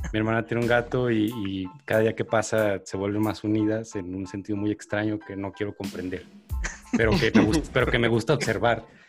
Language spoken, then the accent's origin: Spanish; Atotonilco el Alto, Jalisco, Mexico; moved away as an adult; now in Guadalajara, Mexico; yo, soy foráneo, yo crecí en un pueblo, en Atotonilco